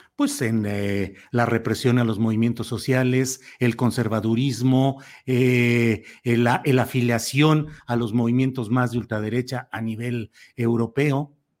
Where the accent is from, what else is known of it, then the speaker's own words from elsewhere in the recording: Mexico; como ciudadano mexicano